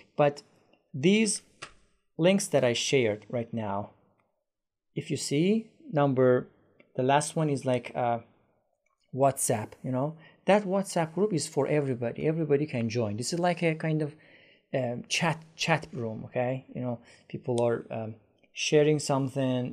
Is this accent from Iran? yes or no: yes; Iran; English is a second language; now in Istanbul, Turkey